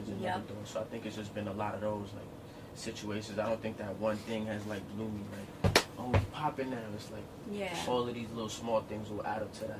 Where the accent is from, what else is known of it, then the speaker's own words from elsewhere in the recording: New York City, New York, United States; I'm from Crown Heights